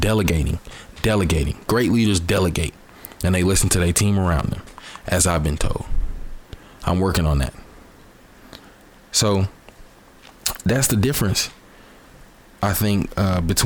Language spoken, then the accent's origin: English; Atlanta, Georgia, United States; I grew up in the South. Obviously, I grew up in Atlanta, Georgia